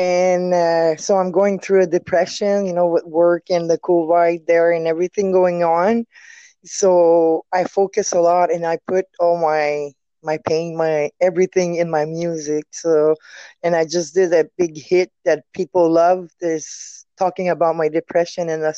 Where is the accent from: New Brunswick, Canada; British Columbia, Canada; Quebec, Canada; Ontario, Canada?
Quebec, Canada; Quebec City; accent: French; English is a second language; I'm French too